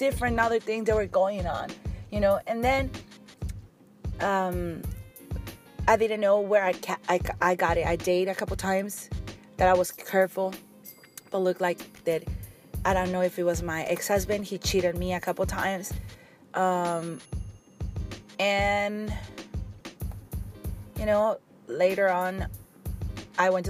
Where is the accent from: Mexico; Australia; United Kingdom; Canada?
Mexico; English is a second language; moved away; I grew up in Mexico